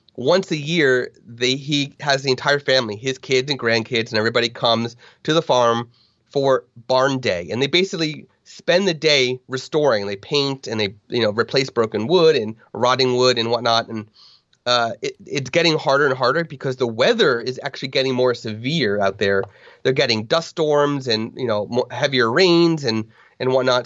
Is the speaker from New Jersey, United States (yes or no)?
yes; New Jersey, United States; I'm from New Jersey, we are just above sea level by like a couple hundred feet